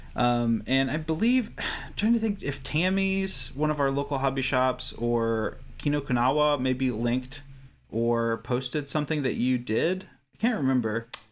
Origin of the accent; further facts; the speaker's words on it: Kentucky, United States; I grew up in Kentucky, across the country